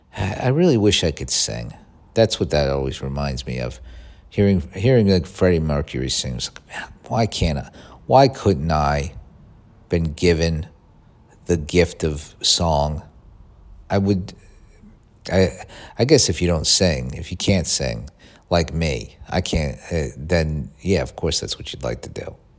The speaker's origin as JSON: {"language": "English", "country": "United States"}